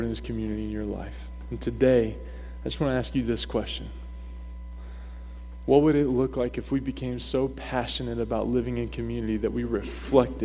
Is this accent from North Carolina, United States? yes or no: yes; North Carolina, United States; moved away as an adult; now in Maine, United States; growing up in the South, North Kakalaki, okay, where we're baptized in sweet tea